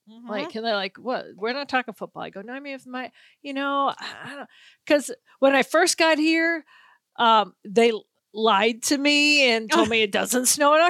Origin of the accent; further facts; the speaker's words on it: Chicago, Illinois, United States; moved away as an adult; growing up in Chicago